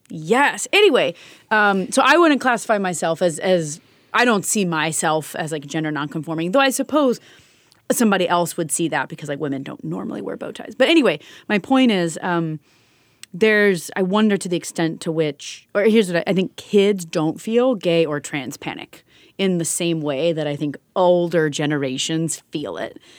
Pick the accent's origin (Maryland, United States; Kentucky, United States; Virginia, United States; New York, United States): Kentucky, United States; I'm from Kentucky